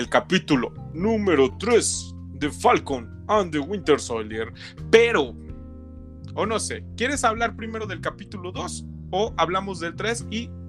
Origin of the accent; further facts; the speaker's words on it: Mexico; perdónenme, pero es que soy eh, mexicano casi gringo, por eso luego no me acuerdo